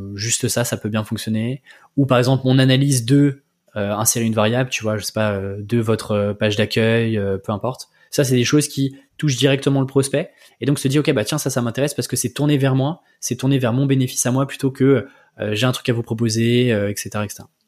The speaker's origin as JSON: {"language": "French", "area": "Breton", "region": "Brittany", "country": "France", "said": "je suis breton."}